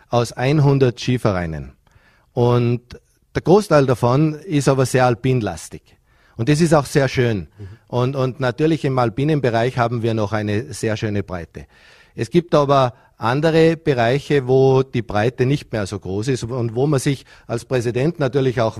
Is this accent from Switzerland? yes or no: no; Vorarlberg, Austria; Kinder an den Wintersport heranzuführen ist ja als Vorarlberger generell eine sehr wichtige Aufgabe. Äh, Skisport, Wintersport hat, glaube ich, Kultur in Vorarlberg.